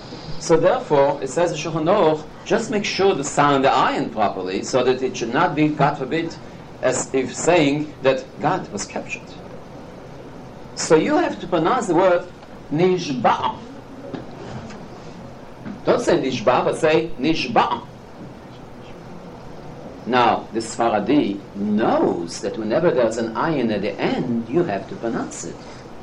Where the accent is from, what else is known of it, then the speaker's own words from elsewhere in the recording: Israel; moved away; because I grew up in Israel